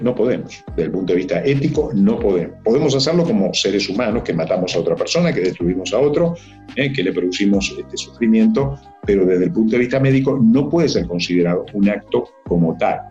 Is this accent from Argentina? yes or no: no; Uruguay; mi país, la mitad del, Uruguay, eh, nosotros somos 3 millones, 3 millones y medio